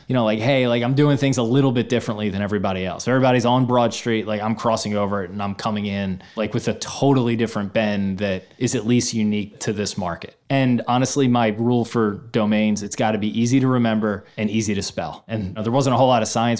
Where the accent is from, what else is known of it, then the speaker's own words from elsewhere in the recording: Philadelphia, Pennsylvania, United States; growing up in Philadelphia, huge Philadelphia sports fan